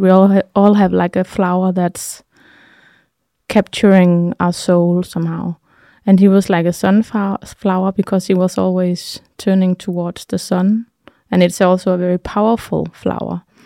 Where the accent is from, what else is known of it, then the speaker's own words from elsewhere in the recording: Denmark; also born or lived in Thy, Denmark; I'm from Jutland